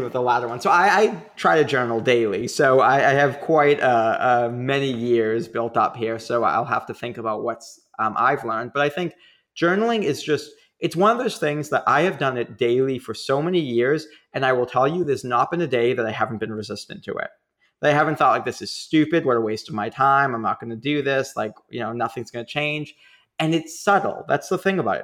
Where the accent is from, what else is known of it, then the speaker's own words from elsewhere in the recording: Boston, Massachusetts, United States; accent: Boston; I'm from Boston.